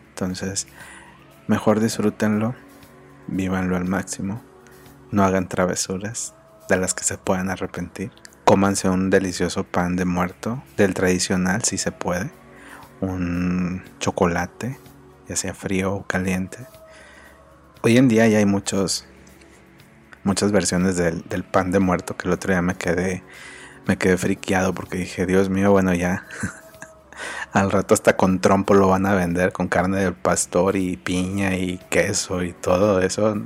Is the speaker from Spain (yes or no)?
no; Mexico; como mexicanos